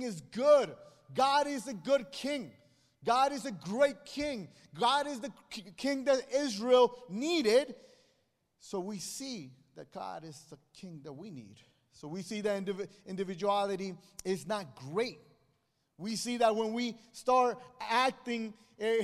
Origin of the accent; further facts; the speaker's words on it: Guatemala; moved away; I come from Guatemala, and Guatemala is a small country next to Mexico.